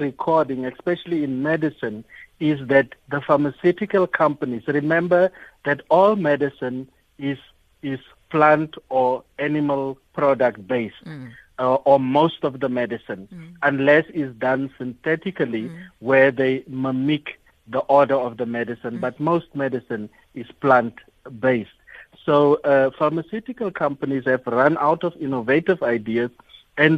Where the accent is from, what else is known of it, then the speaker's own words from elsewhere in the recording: Northern Cape, South Africa; I'm from the Northern Cape